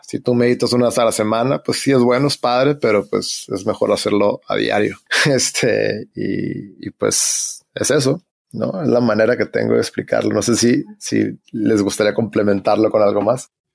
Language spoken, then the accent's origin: Spanish; Hermosillo, Sonora, Mexico; moved away; yo que soy de Hermosillo